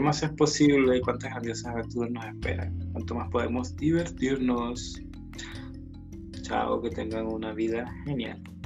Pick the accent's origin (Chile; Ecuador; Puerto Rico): Chile; soy de Chile